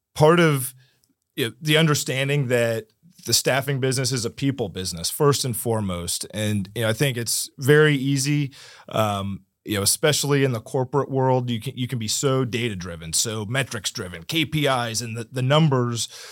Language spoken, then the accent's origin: English; Martin County, Florida, United States; also born or lived in San Diego; I was born and raised in Martin County